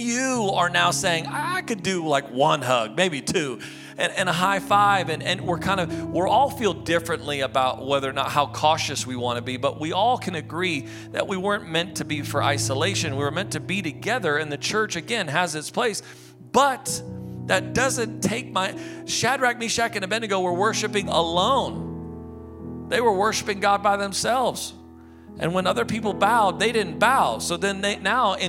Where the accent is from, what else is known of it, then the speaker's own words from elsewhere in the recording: United States; I'm an American